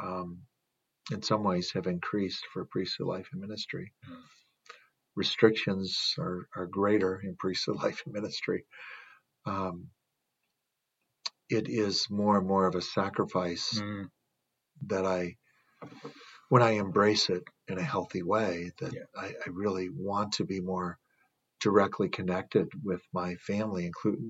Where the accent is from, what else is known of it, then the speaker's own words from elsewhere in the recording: Wisconsin, United States; moved away; my home state of Wisconsin